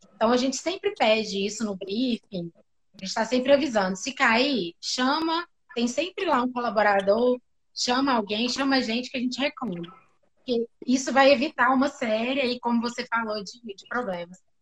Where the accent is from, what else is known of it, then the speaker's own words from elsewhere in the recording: interior of Minas Gerais, Brazil; eu sou de Minas, né? Sou do interior de Minas